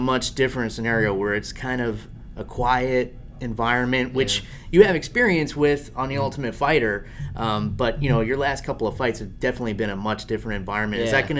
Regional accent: New York, United States; now in Florida, United States; So something else you and I have in common, we're both from New York and transplanted to Florida

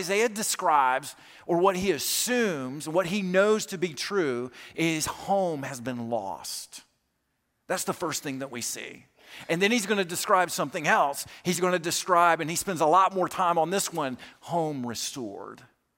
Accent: Alabama, United States; I grew up in South Alabama, but I went to college in Kentucky

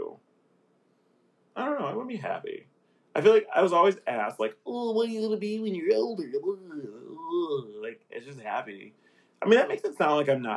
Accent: Aurora, United States; I grew up in Aurora.

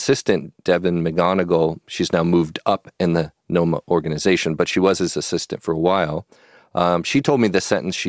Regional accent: Pasadena, California, United States; also born or lived in San Marino; I was an L.A. boy. I grew up here in Pasadena and San Marino.

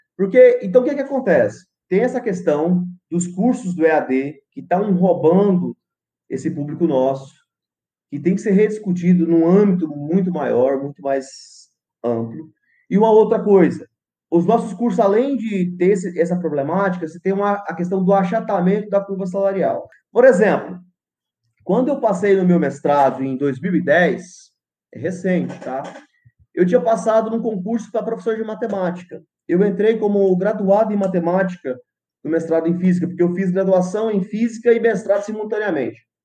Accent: Goiás, Brazil; now in Porto Velho, Brazil; Goiás, da onde eu nasci

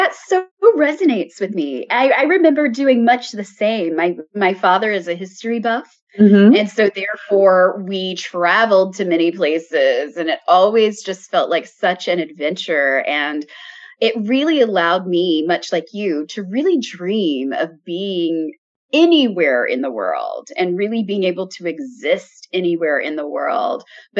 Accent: United States; I was in a small town. So my hometown is just on the border of Alabama and Georgia. So it's a small town, but it's near Atlanta, Georgia.

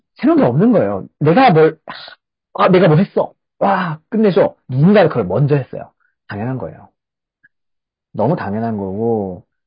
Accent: South Korea

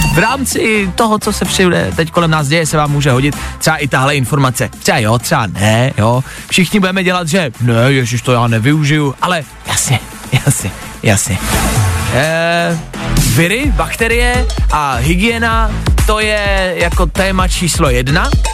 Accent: Czechia

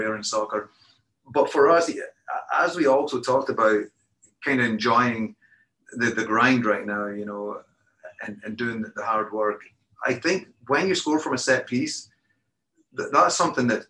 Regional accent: Perth, Scotland, United Kingdom; moved away; grew up in Scotland

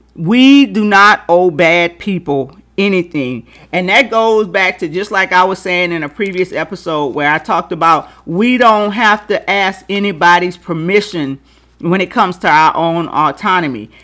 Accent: Louisiana, United States; growing up in Louisiana

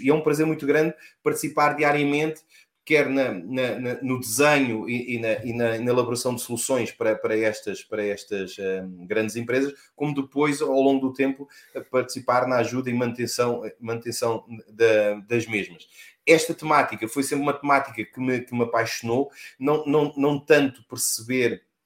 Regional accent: Lisbon, Portugal; sou natural de Lisboa

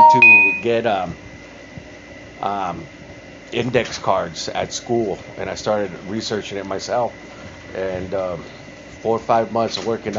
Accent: Moreno Valley, California, United States; I grew up in Mo Valley.

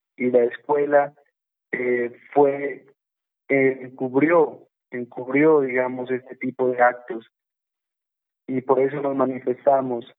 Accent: Putumayo, Colombia; orgulloso de haber nacido en el Putumayo

